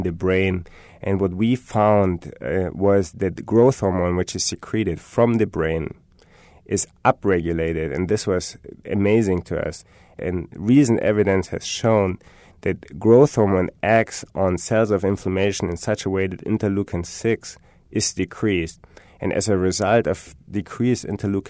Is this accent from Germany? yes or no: yes; Germany; I'm from Germany. I have German rap.